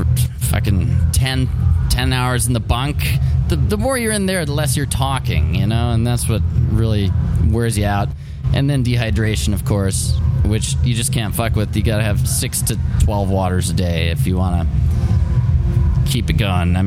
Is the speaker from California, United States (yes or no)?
yes; Bay Area, California, United States; now in Los Angeles, United States; I grew up in the Bay Area